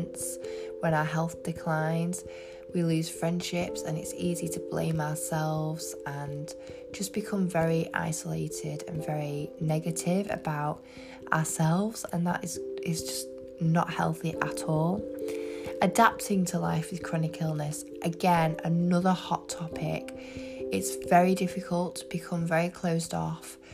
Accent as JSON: {"language": "English", "region": "England", "country": "United Kingdom", "said": "I'm from England."}